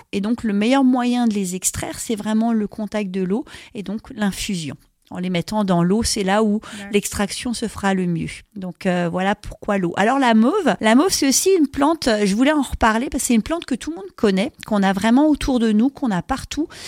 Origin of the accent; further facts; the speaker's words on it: Alsace, Grand Est, France; chez nous, en Alsace